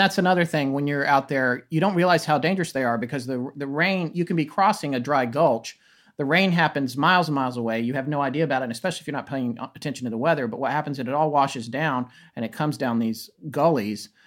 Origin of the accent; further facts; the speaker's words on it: Raleigh, North Carolina, United States; also born or lived in Death Valley, California / Denver, Colorado; I moved to Raleigh, North Carolina, which is where I consider myself as being from. I grew up more in North Carolina, although Denver has a special place in my heart.